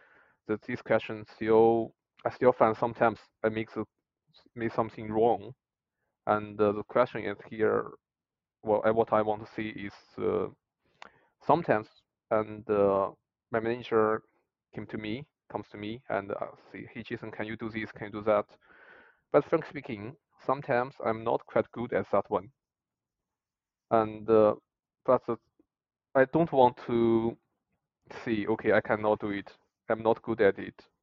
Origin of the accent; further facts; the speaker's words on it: China; English is a second language; moved away as an adult; now in Dublin, Ireland; we were students in China